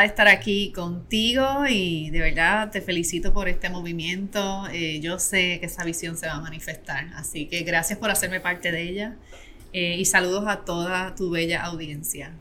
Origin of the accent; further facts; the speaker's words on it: Adjuntas, Puerto Rico; yo soy natural de Adjuntas, que es un pueblo aquí en Puerto Rico